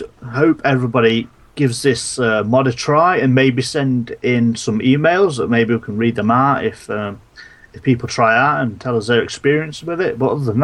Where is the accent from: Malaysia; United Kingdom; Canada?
United Kingdom; England; I'm English.